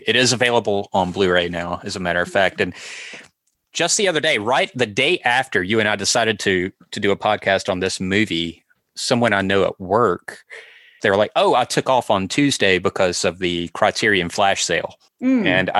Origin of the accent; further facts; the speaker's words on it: Mississippi, United States; accent: Mississippi; I've never been more self-conscious of my Mississippi accent.